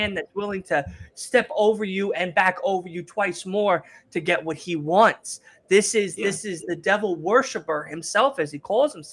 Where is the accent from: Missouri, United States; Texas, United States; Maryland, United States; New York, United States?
New York, United States; New York City; now in Long Island, United States; I'm originally from Queens, but I live now in L.I.